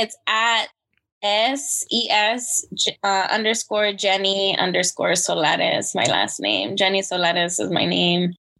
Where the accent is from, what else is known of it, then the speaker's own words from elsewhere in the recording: Arizona, United States; moved away as an adult; also born or lived in California; now in Maryland, United States; Arizona, let's say, because that's where I lived the majority of my life so far.